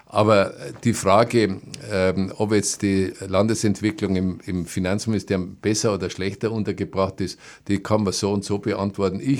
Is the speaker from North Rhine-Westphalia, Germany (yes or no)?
no; Neuburg an der Donau, Bavaria, Germany; als gebürtiger Neuburger habe ich miterlebt, wie in Ingolstadt die Raffinerie entstanden ist